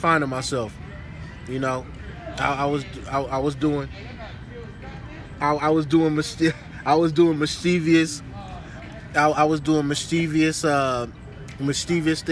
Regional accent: Berkeley, California, United States; Grew up in the waterfront, West Berkeley

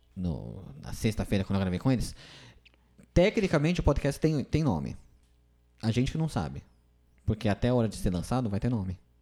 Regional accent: São Bernardo do Campo, São Paulo, Brazil; moved away as an adult; now in São José do Rio Preto, Brazil; eu sou de São Bernardo do Campo, São Paulo

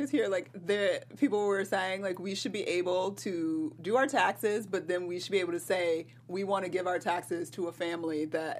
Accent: Atlanta, Georgia, United States; it's in my hometown, Atlanta, Georgia.

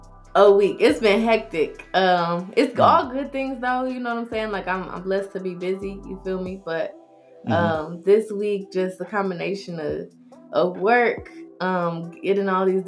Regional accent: Detroit, Michigan, United States; But, yeah, I'm from Detroit.

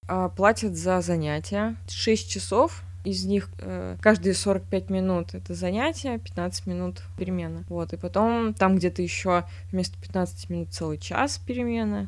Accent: Voskresensk, Moscow Oblast, Russia; У нас в городе, я из Воскресенска

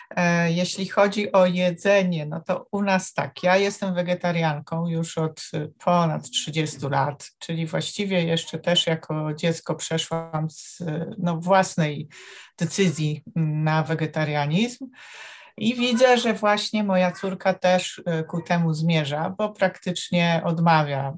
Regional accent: Warsaw, Masovian Voivodeship, Poland; Z Warszawy.

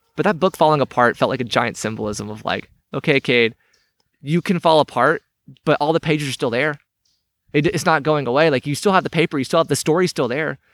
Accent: United States; I grew up here in Cherokee County. I left for a while. I came back.

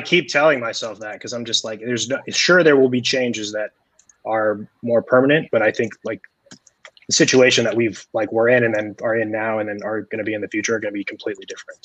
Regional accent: Colorado, United States; moved away as an adult; now in New York, United States; growing up in Colorado

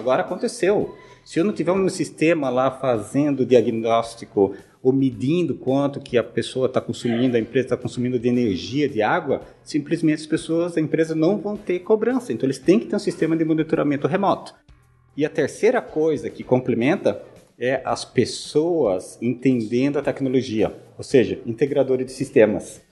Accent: Joinville, Santa Catarina, Brazil; moved away as an adult; also born or lived in United States; sou de Santa Catarina, sou joinvilense. Nasci lá na cidade, é, eduquei, uh, estudei lá, fiz engenharia

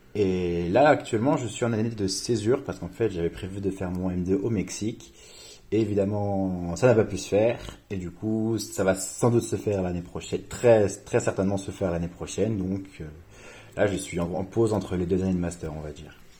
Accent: Reims, Grand Est, France; moved away as an adult; also born or lived in Paris / Seville; Moi, je viens de Reims de base et je suis allé à Paris

